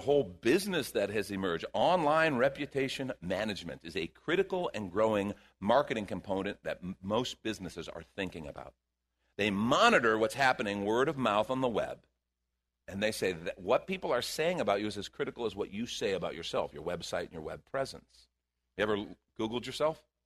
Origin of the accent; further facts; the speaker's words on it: Chicago, Illinois, United States; moved away; I grew up in Chicago